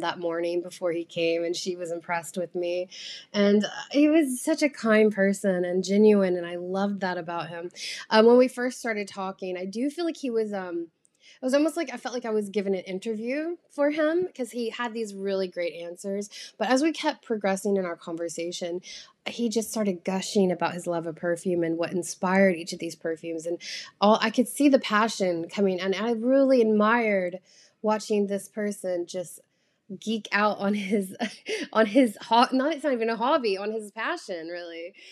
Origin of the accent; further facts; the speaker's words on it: United States; I'm an American